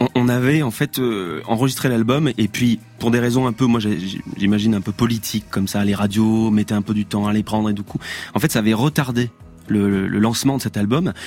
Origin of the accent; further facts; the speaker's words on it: Ardèche, Auvergne-Rhône-Alpes, France; moved away; also born or lived in Paris / Drôme; je viens d'Ardèche.